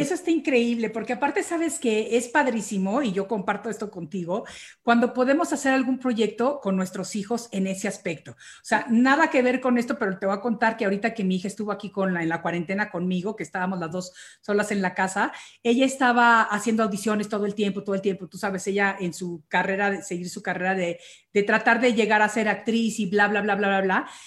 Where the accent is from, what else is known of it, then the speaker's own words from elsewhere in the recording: Mexico; now in United States; yo soy mexicana